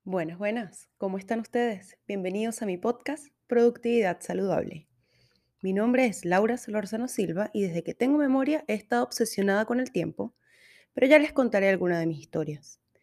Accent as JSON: {"language": "Spanish", "country": "Venezuela", "moved": "as an adult", "lives_now": "Santiago, Chile", "said": "Soy venezolana. Vivo en Santiago de Chile desde hace un poco más de cinco años."}